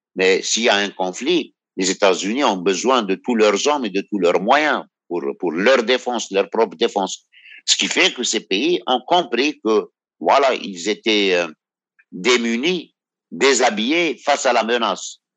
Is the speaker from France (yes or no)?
no; Algeria; je suis algérien